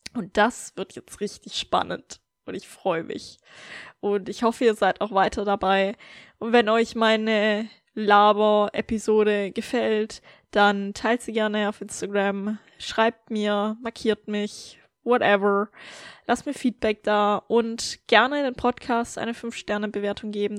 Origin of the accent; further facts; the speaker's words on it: Germany; moved away; in Deutschland in meinem Heimatland